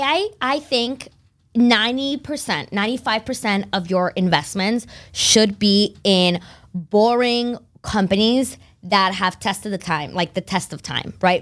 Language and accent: English; Concord, Massachusetts, United States; also born or lived in Barcelona, Spain; now in Boston, United States; I was born in Barcelona and uh, raised there until I was about nine, and then my family moved to Concord, Mass